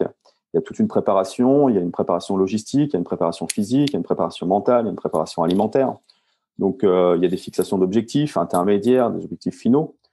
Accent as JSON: {"language": "French", "town": "Rouen", "region": "Normandy", "country": "France", "said": "Je suis euh, rouennais, euh, donc euh, je vis en Normandie euh, quand je suis en, France"}